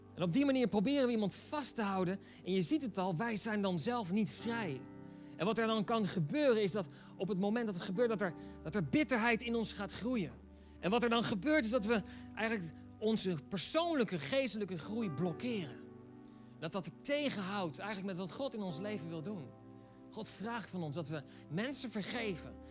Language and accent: Dutch; Netherlands; wij als Nederlanders